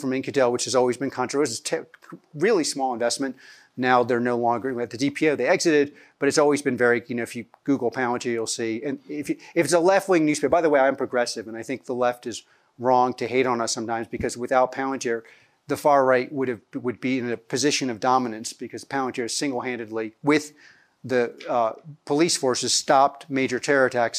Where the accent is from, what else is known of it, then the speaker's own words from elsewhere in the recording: suburbs of Philadelphia, Pennsylvania, United States; also born or lived in New York; I was born in New York. I grew up in the suburbs of Philadelphia